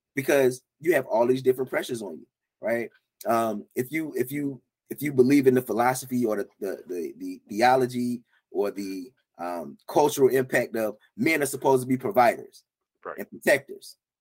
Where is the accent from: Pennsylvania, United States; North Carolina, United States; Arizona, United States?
North Carolina, United States; about four hours from Charlotte; also born or lived in Atlanta, Georgia; now in Charlotte, United States; I grew up about four hours from Charlotte, so maybe it was a North Carolina thing